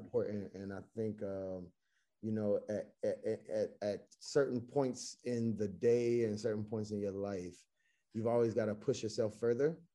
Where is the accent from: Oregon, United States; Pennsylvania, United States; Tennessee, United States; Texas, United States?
Tennessee, United States; Chattanooga; moved away as an adult; also born or lived in Greensboro, North Carolina / Baltimore, Maryland / Washington, D.C.; I'm born and raised in Chattanooga, Tennessee